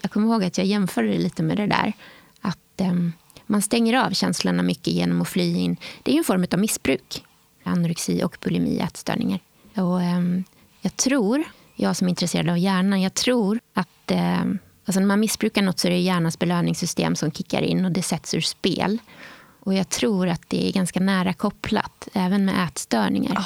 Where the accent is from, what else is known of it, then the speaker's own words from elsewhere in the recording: Åhus, Skåne, Sweden; Jag är uppvuxen i Skåne en ort som heter Åhus på östra kusten